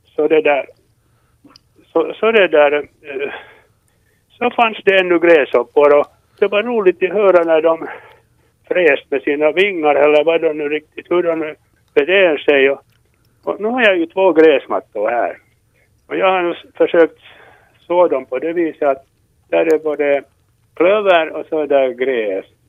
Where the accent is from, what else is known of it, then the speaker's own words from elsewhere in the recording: Tolkis, Uusimaa, Finland; moved away as an adult; jag är från Tolkis egentligen, och jag bo- bodde ända tills jag var- vänta nu, tjugofyra år.